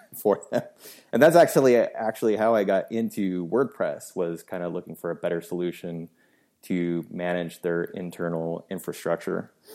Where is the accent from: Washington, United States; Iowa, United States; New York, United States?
Washington, United States; Seattle; I was born and raised in Seattle, Washington. So I'm still living here